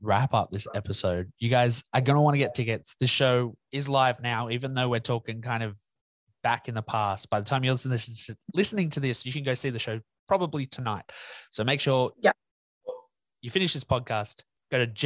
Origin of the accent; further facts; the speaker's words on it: New South Wales, Australia; I'm from New South Wales